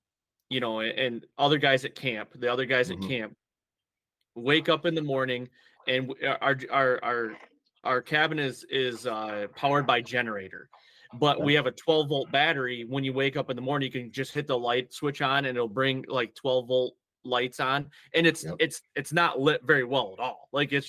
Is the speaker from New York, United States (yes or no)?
no; Michigan, United States; so I grew up in Michigan in a heavy tradition, deer hunting tradition, state.